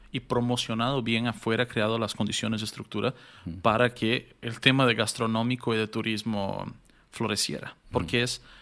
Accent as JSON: {"language": "Spanish", "country": "Bolivia", "said": "Era qué nos une como bolivianos la comida."}